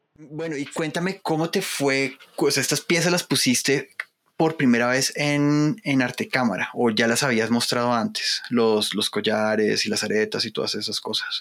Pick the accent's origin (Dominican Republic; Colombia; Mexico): Colombia; como los colombianos